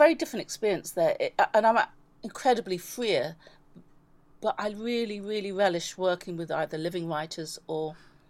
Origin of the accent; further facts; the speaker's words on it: London, United Kingdom; also born or lived in Belize / Sussex / New York; I grew up, I was born in Belize, grew up in London, then went to school in Sussex from the age of 13 to 17.